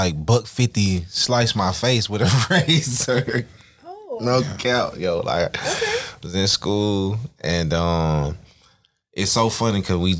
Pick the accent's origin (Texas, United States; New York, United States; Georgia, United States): Georgia, United States; Flat Shoals; Now I'm from Flat Shows. I'm from the East.